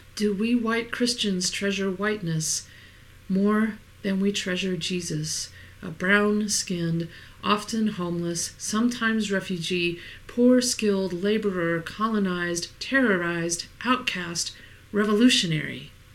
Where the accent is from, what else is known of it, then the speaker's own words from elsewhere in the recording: Monticello, Arkansas, United States; moved away; still living in my hometown of Monticello, Arkansas, the church I grew up